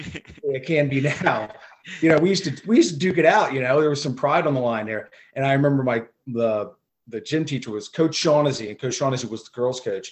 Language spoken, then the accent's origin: English; Millville, New Jersey, United States; moved away as an adult; now in York, United States; I grew up in Millville, New Jersey, Thunderbolts